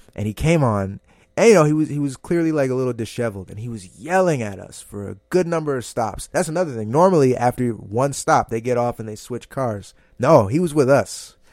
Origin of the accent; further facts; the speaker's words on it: New Jersey, United States; moved away as an adult; also born or lived in Boston / Hyattsville, Maryland; now in New York, United States; I was born and raised in Jersey